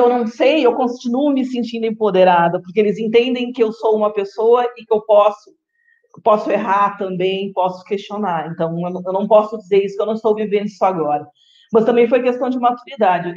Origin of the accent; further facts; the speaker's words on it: Rio Grande do Sul, Brazil; moved away as an adult; now in Guarapuava, Brazil; eu sou do Rio Grande do Sul, sou gaúcha